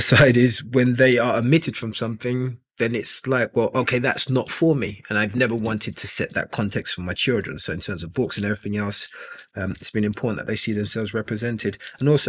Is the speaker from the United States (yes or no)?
no; London, United Kingdom; also born or lived in Nigeria; I grew up initially in East London